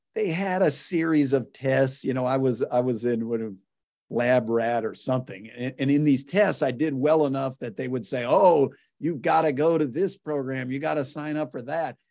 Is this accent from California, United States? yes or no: yes; Whittier, California, United States; born or raised there; also born or lived in Waco, Texas